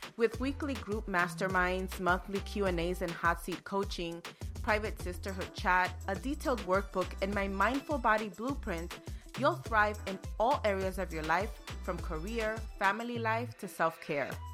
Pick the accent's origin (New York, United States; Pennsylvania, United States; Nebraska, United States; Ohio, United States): New York, United States; New York City; I was born and raised in New York City, Queens, to be exact.